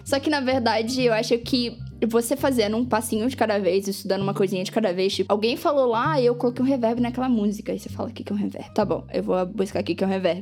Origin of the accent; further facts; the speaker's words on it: Brazil; nós como brasileiros